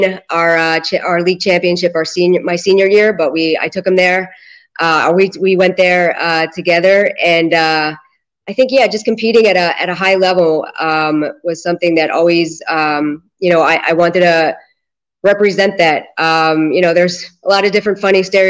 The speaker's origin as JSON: {"language": "English", "town": "Philadelphia", "region": "Pennsylvania", "country": "United States", "tie": "born or raised there", "moved": "as an adult", "lives_now": "Israel", "said": "I grew up in Philadelphia and or right outside Philadelphia."}